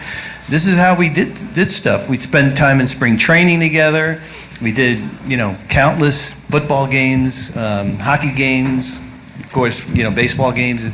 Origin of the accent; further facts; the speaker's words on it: New York City, New York, United States; we're from Brooklyn